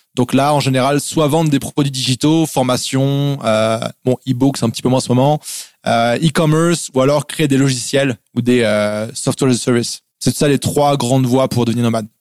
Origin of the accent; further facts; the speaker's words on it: France; moved away as an adult; also born or lived in Germany / England / Montreal, Canada; je suis né en Allemagne, je suis français, je suis né en Allemagne. Mes parents ont habité dans différents pays. j'ai habité aussi en Angleterre juste après l'Allemagne quand j'étais petit. Et je suis arrivé en France en fait à 4 ans